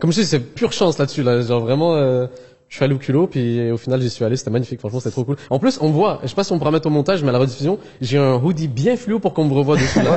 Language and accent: French; Montreal, Quebec, Canada; also born or lived in Algeria; je suis pas européen, je suis de Montréal, RPZ, là, le 514